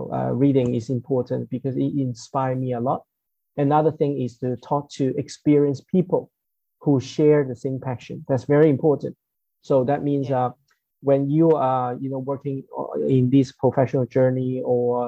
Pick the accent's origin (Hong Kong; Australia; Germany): Hong Kong; I'm from Hong Kong